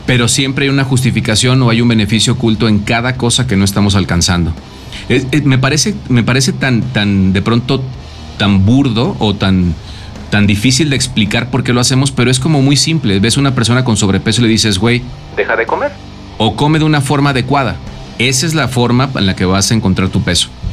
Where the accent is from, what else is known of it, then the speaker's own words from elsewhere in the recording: Mexico; se ajusta a un tema cultural como mexicanos